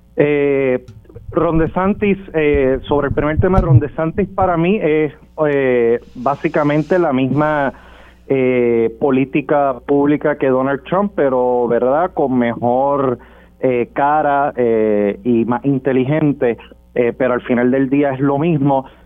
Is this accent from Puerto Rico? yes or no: yes; Puerto Rico; como puertorriqueños